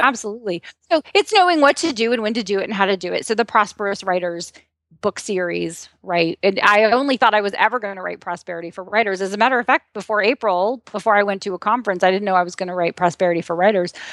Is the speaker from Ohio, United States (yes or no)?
yes; Ohio, United States; a farm girl from Ohio